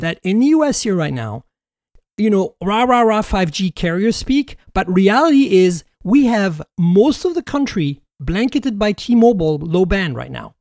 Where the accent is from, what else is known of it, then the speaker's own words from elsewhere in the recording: Canada; now in United States; I'm Canadian